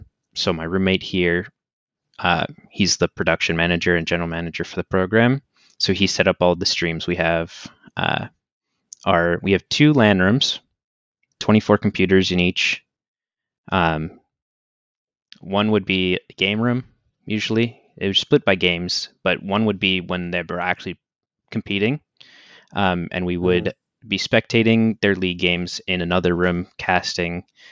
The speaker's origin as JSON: {"language": "English", "town": "Boston", "region": "Massachusetts", "country": "United States", "said": "So it's like, I'm a Red Sox fan because I'm from Boston, obviously"}